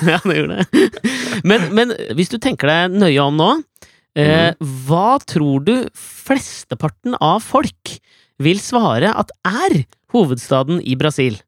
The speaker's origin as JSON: {"language": "Norwegian", "country": "Norway", "said": "jeg er norsk"}